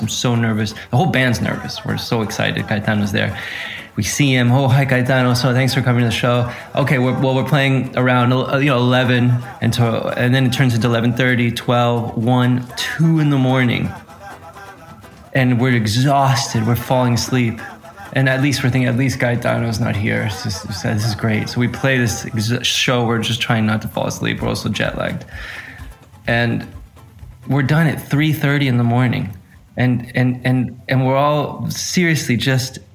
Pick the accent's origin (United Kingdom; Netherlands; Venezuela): Venezuela; I grew up in Venezuela